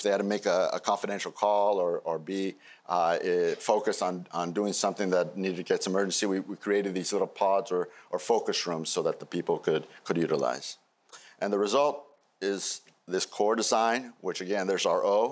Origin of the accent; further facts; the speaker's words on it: Peru; moved away; my home country, Peru.